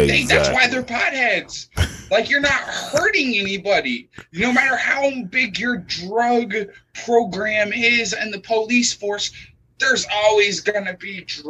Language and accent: English; Las Vegas, Nevada, United States; I'm from Las Vegas. I'm from the home of casinos.